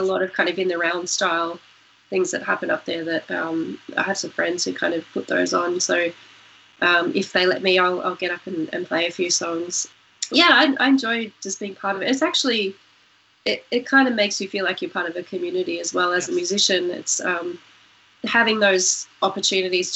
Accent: Tamworth, New South Wales, Australia; also born or lived in Newcastle, New South Wales; I grew up there in northwest New South Wales, and obviously, you know, Tamworth's a music city

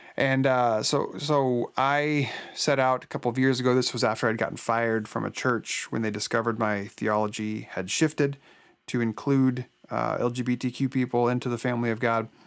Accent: Oregon, United States; I was born and raised in Oregon

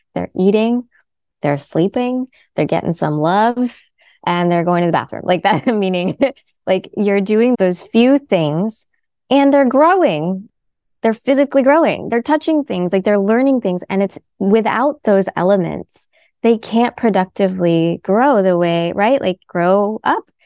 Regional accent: United States; My family's from India. I was born in America.

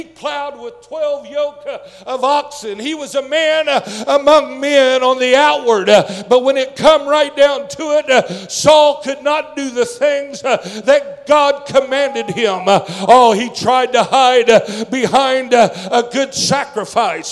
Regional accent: United States; I'm still an American

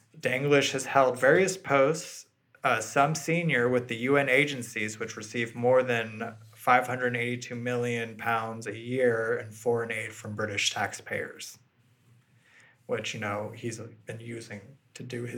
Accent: Walnut Creek, California, United States; This is my hometown

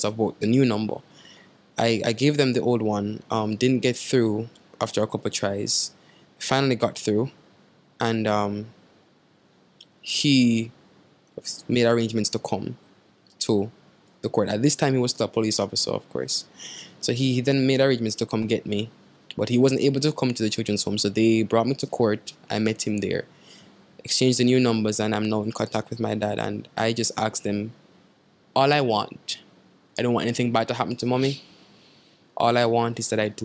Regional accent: Saint Thomas Parish, Jamaica; I'm from St. Thomas, the direct next end of the island

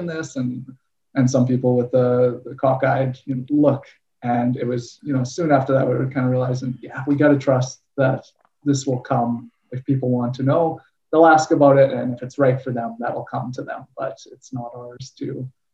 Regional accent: Winnipeg, Manitoba, Canada; I grew up in Winnipeg, Manitoba, Canada.

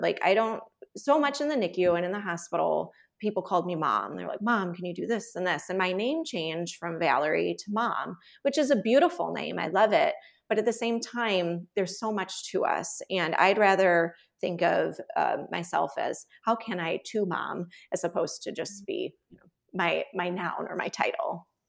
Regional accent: Chicago, Illinois, United States; moved away; also born or lived in Texas; I'm originally from Chicago, but my husband's a Texan

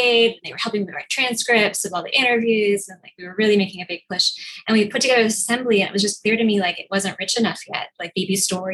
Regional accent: Minneapolis, Minnesota, United States; now in New York, United States; I grew up in Minneapolis

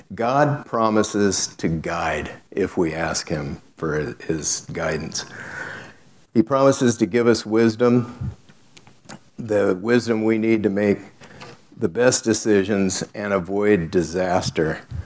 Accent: South Gate, California, United States; I grew up in Southgate, California

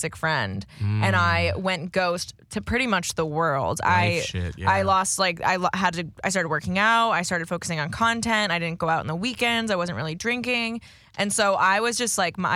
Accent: Boston, Massachusetts, United States; us Boston folk

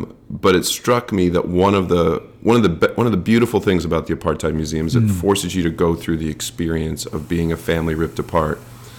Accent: United States; growing up in America

